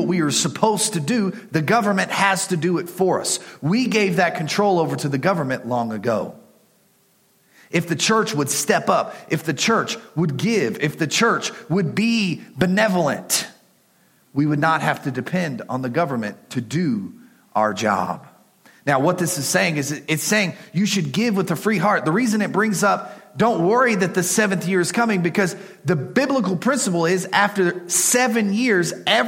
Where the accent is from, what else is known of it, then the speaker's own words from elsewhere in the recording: Texas, United States; me being the Texan